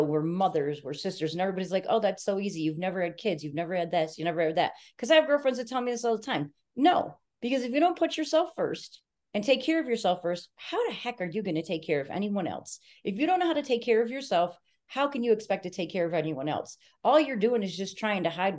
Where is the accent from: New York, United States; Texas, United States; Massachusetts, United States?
New York, United States; I'm a New Yorker